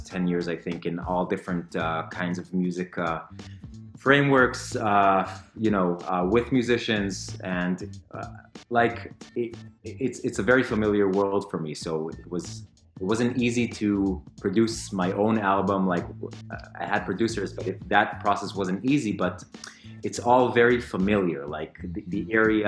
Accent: Tel Aviv, Tel Aviv District, Israel; also born or lived in London; I came back home to Tel Aviv, to my hometown

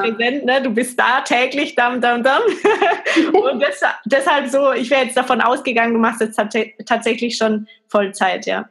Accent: Germany; bei uns in Deutschland

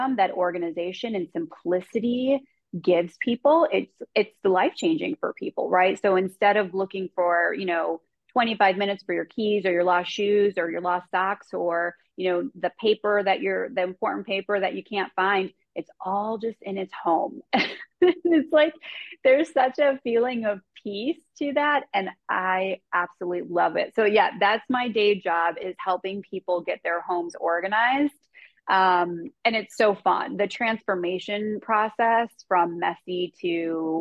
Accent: Chicago, Illinois, United States; I grew up in Chicago native

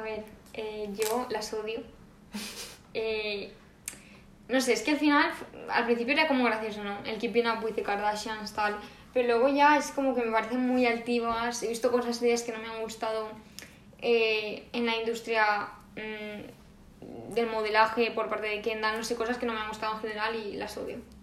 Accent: Valencian Community, Spain; como buenas valencianas que somos

